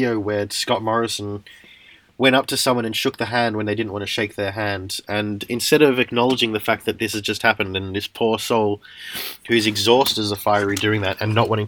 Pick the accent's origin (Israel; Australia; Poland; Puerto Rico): Australia; moved away; as an Australian, despite being an Australian, not living in Australia.